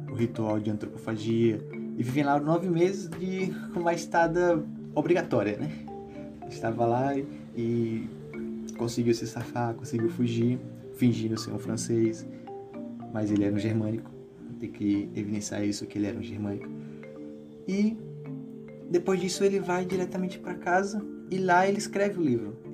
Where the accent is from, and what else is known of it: Brazil